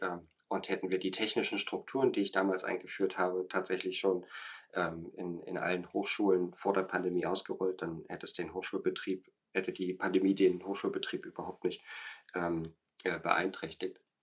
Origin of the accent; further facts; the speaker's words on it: Germany; moved away as an adult; now in Berlin, Germany; ich komme aus dem Harz